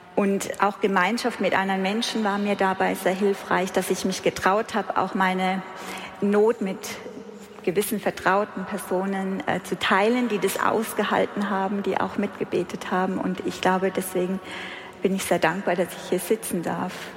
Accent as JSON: {"language": "German", "area": "Heidelberg area", "region": "Baden-Württemberg", "country": "Germany", "said": "ich komme aus der Heidelberger Ecke"}